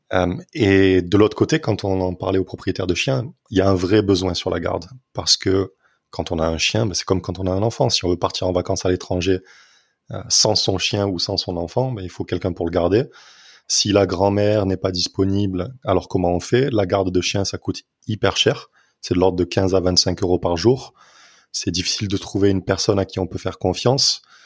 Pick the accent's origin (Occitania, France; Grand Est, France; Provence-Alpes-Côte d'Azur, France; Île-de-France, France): Occitania, France; Nîmes; moved away as an adult; also born or lived in Montpellier / London; now in Toulouse, France; je suis né à Nîmes, j'ai grandi à Nîmes